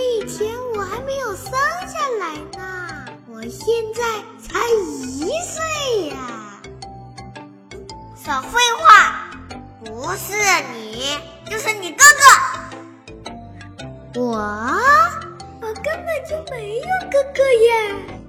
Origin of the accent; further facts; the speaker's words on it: Shaoxing, Zhejiang, China; 今年六周岁了，我来自浙江绍兴。